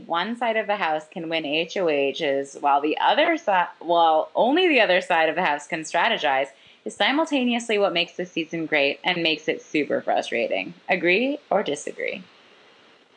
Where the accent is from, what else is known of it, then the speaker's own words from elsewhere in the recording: Canada; I'm Canadian